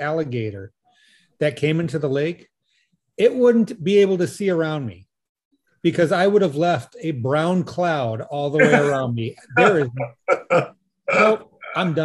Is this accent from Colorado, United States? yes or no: no; Alaska, United States; Growing up in Alaska, we got to go halibut fishing and salmon fishing